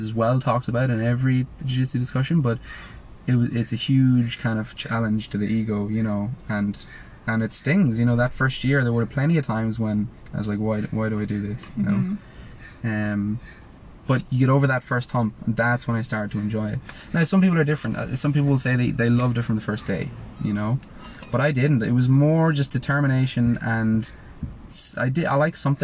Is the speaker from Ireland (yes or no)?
yes; Ireland; growing up in Ireland, most people, you play football or Gaelic football